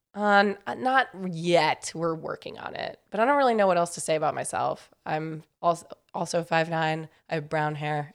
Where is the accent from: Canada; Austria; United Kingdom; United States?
United States; New York; also born or lived in Raleigh, North Carolina; I grew up in New York, and then I went to school in North Carolina